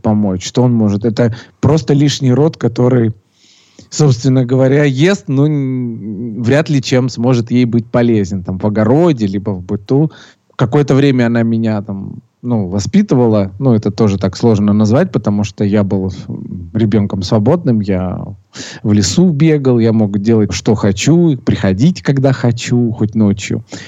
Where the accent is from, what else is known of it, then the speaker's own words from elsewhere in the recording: Sochi, Krasnodar Krai, Russia; родился я в городе э, Сочи